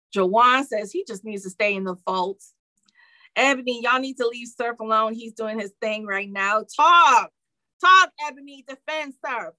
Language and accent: English; Detroit, Michigan, United States; I'm from Detroit